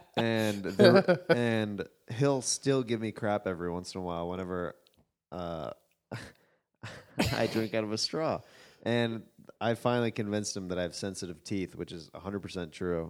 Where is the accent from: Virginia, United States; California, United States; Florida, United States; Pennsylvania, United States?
California, United States; Los Angeles; Los Angeles